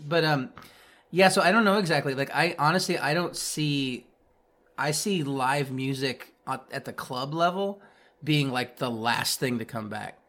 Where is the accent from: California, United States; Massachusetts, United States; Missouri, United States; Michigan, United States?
Missouri, United States; Kansas City; now in Kansas, United States; I grew up in Kansas City, Missouri